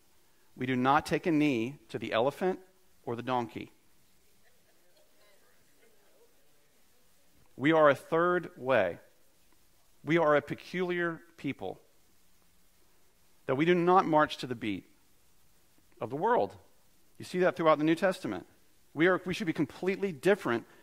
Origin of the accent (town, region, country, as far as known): United States